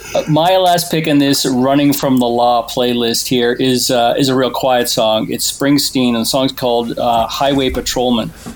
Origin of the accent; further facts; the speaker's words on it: Toronto, Ontario, Canada; when I was a kid, I grew up in Toronto